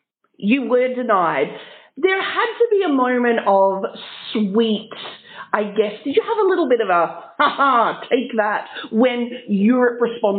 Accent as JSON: {"language": "English", "country": "Australia", "said": "yes, I'm Australian"}